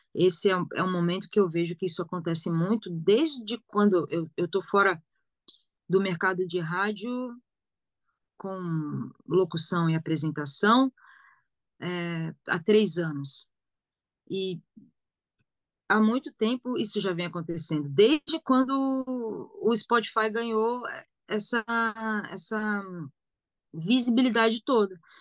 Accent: São Paulo, Brazil; accent: São Paulo (paulista); moved away as an adult; also born or lived in Rio de Janeiro; eu tinha o sotaque de São Paulo

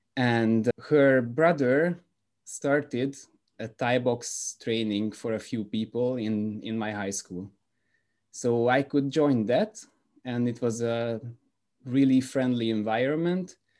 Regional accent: Budapest, Hungary; moved away as an adult; now in Belgium; I'm from Budapest, Hungary, currently living in Belgium.

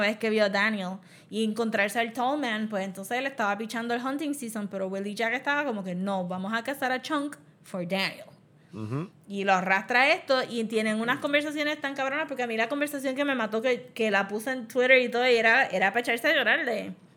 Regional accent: Puerto Rico; nosotros maybe como puertorriqueños

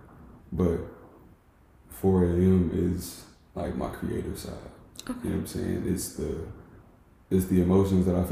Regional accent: North Carolina, United States; I'm from North Carolina. And nobody knows where that is. It's literally like at the top of North Carolina.

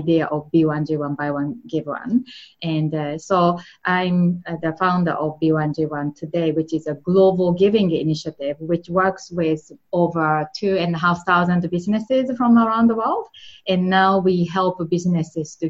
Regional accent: Japan; English is a second language; moved away; I'm from Japan, and that's where I grew up.

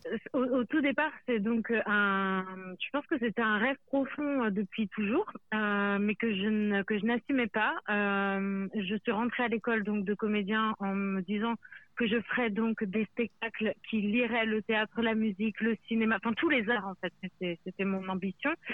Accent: Pays de la Loire, France; il y a les Pays de la Loire, là d'où je viens

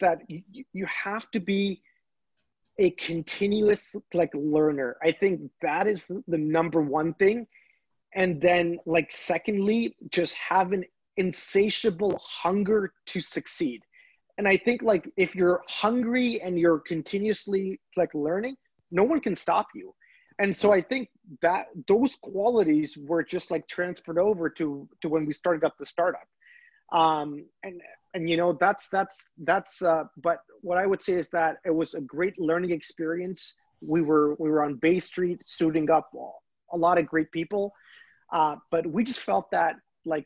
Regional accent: Pakistan; now in Canada; originally I'm from Pakistan.

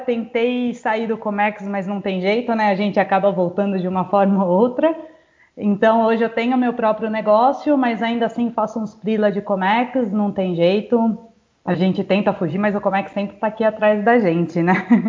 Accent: Jundiaí, São Paulo, Brazil; sou do interior de São Paulo, Jundiaí

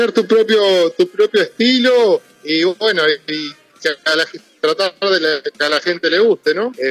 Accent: San Antonio de Areco, Buenos Aires Province, Argentina; Somos de San Antonio de Areco, provincia de Buenos Aires, más o menos estamos a ciento, 13 kilómetros de la capital federal, somos cuna de la tradición

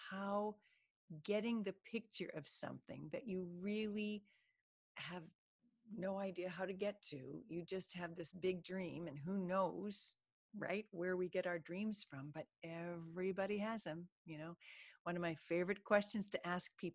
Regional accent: Iowa, United States; now in Florida, United States; Growing up in Iowa, summer wasn't all that long

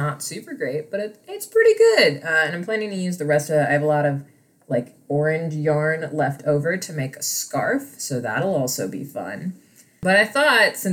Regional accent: Midwest, United States; I grew up in the Midwest

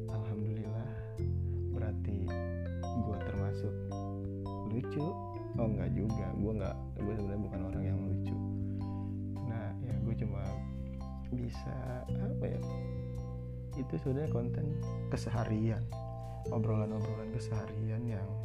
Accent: Jakarta, Indonesia; gue gue gue juga orang asli Betawi gue tapi kan namanya gue anak milenial ya

